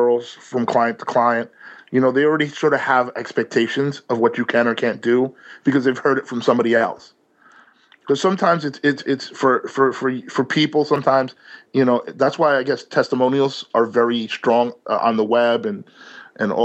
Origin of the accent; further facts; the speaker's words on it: New York City, New York, United States; I'm a New Yorker here